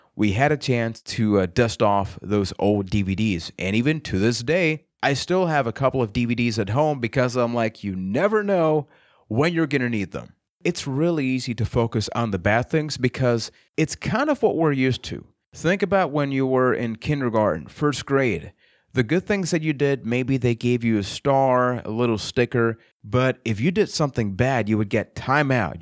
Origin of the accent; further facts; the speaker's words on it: Puerto Rico; I am from Puerto Rico